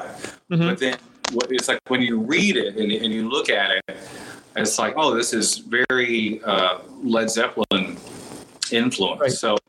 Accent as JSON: {"language": "English", "region": "Texas", "country": "United States", "tie": "born or raised there", "said": "but you know, I think a lot of that growth is from growing up in Texas."}